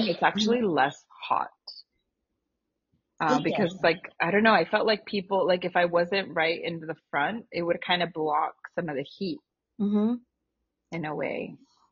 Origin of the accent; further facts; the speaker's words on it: Austin, Texas, United States; first language Spanish; English is a second language; moved away; I'm born and raised in Austin.